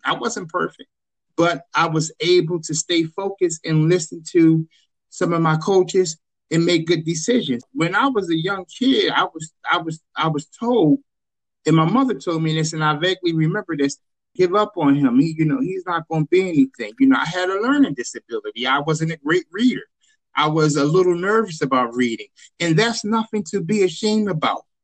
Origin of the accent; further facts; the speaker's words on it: Chester, Pennsylvania, United States; I'm originally from Chester, born and raised in Chester, went to Chester High School